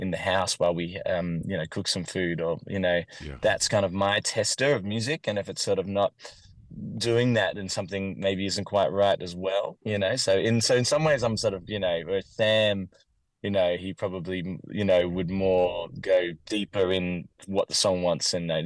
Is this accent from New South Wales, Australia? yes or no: no; Warrandyte, Victoria, Australia; I grew up in a town called Warrandyte, which is in Victoria, Australia